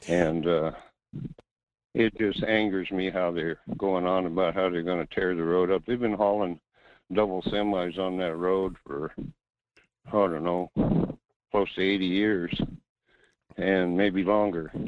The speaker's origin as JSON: {"language": "English", "town": "North Pole", "region": "Alaska", "country": "United States", "said": "a fourth generation Alaskan gold miner"}